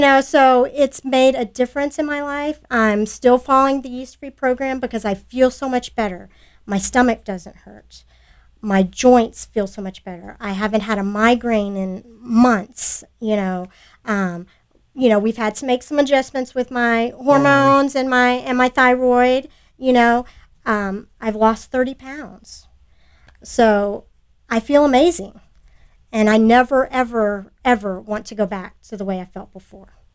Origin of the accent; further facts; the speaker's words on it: Sugar Land, Texas, United States; I grew up in Sugar Land.